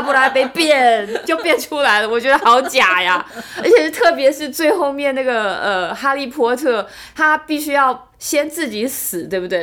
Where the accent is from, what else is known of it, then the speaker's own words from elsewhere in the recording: Taiwan; now in Germany; 今天我们台湾人说我要救救台湾